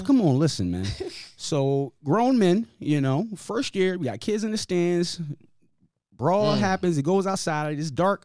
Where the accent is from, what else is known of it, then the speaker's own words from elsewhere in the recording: Hartford, Connecticut, United States; moved away; I've been here since 1992, right? I was born in Hartford